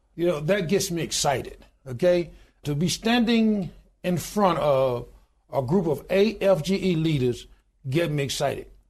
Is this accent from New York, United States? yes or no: no; Goodwater, Alabama, United States; I was born in a little small town in Goodwater, Alabama, population twelve hundred and ninety-two today.